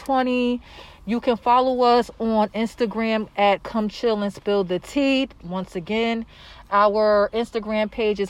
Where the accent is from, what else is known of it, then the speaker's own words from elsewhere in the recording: Newark, New Jersey, United States; I grew up in Georgia King Village